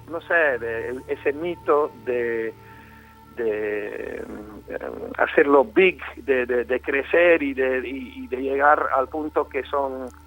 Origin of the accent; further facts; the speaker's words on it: Colombia; born there; yo me, crié parcialmente en mi juventud en, eh, América Latina, nací en Colombia y siempre en mi casa había latinos o sea, el, castellano me salía, siempre me ha salido mucho mejor y mucho más fácil que el inglés